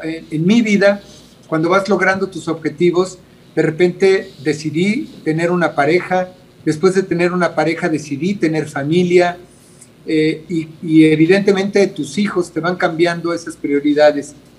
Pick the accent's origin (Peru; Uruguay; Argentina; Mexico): Mexico; Mexico City; yo vengo de una familia de escasos recursos yo nací en Iztapalapa eh, y, no fue fácil. Eh, yo fui a escuelas de gobierno